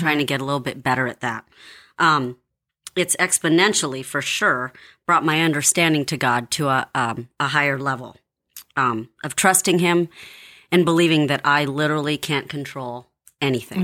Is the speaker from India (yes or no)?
no; Philippines; I'm Filipino